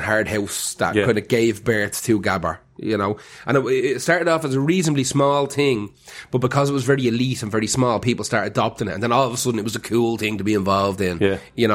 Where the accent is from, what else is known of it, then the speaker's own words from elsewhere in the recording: Dublin, Leinster, Ireland; I'm from Cabra